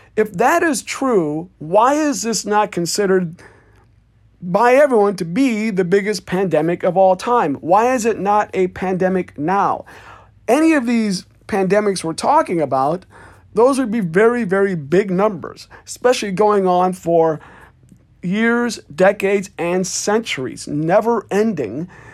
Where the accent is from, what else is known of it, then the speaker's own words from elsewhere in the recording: Davenport, Iowa, United States; my hometown newspaper, Davenport, Iowa